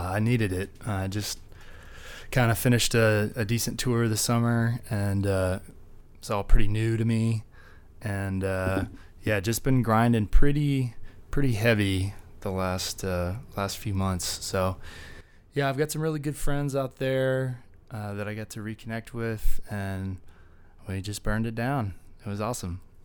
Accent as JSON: {"language": "English", "town": "Dallas", "region": "Texas", "country": "United States", "said": "I'm from Dallas"}